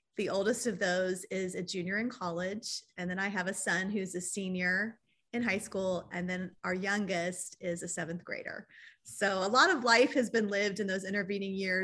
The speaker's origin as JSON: {"language": "English", "town": "Riverside", "region": "California", "country": "United States", "tie": "born or raised there", "also_born_or_lived": "Texas / Anguilla", "moved": "as an adult", "said": "I was raised in Southern California, in the town of Riverside"}